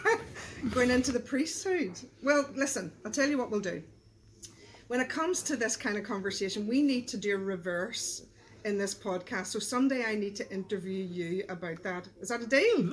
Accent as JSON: {"language": "English", "town": "Belfast", "region": "Northern Ireland", "country": "United Kingdom", "tie": "born or raised there", "said": "I grew up in East Belfast"}